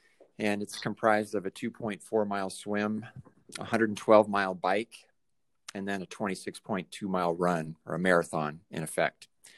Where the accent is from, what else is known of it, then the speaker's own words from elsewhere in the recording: Colorado, United States; also born or lived in Vermilion, South Dakota; Well, I was born in Vermilion, South Dakota. My father was in the midst of law school at the time and moved on to Colorado, where my mother was born and raised in Loveland, Colorado. And so we settled in Northern Colorado.